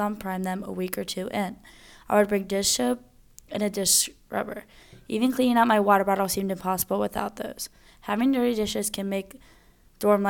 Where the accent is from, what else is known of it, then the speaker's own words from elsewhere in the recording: Cincinnati, Ohio, United States; moved away; from Cincinnati, Ohio